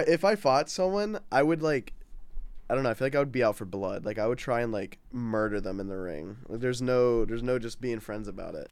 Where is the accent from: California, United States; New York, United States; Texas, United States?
Texas, United States; Houston; moved away as an adult; now in Orlando, United States; I was born in Houston, Texas, and I moved here, like, last year